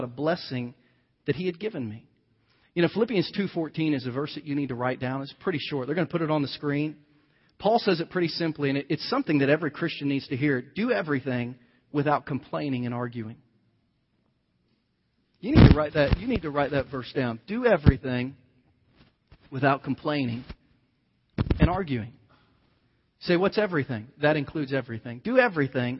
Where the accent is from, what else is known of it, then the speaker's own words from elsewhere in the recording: United States; as an American like you